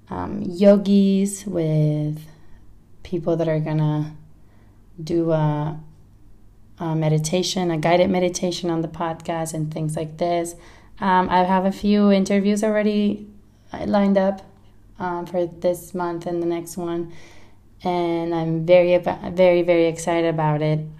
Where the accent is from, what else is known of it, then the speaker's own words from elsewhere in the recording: Barcelona, Catalonia, Spain; accent: mix of Spanish and California; English is a second language; now in United States; I am from Barcelona, but I've lived in the States for a long time, California, and that's where my accent comes from.